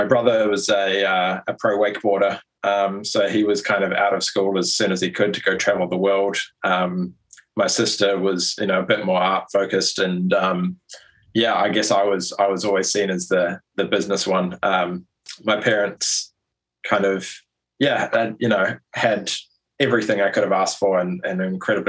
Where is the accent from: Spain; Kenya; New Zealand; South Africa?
New Zealand; moved away as an adult; also born or lived in London; I was born and raised in New Zealand.